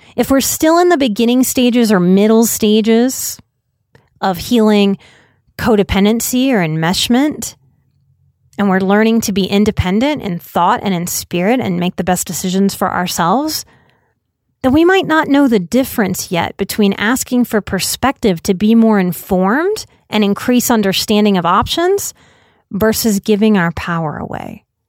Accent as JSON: {"language": "English", "country": "United States", "said": "As an American culture"}